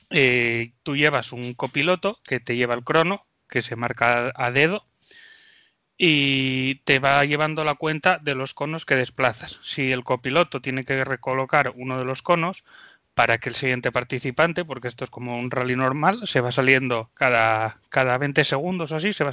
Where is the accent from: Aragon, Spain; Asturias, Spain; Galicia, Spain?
Asturias, Spain; Bueno, yo soy … soy un chico de Asturias